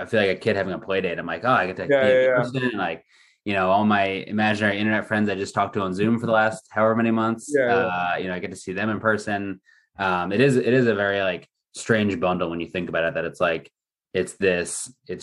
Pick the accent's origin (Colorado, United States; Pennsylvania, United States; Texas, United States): Pennsylvania, United States; Villanova; moved away as an adult; also born or lived in Stanford, California / San Francisco, United States; now in Newport Beach, United States; I grew up in Philly